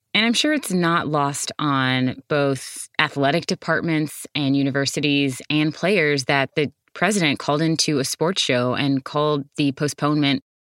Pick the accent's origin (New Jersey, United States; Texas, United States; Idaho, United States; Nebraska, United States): Texas, United States; As a Texan